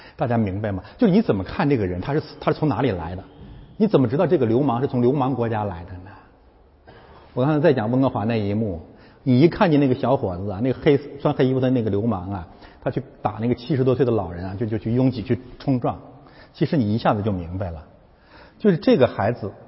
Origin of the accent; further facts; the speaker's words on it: China; 我们是中国人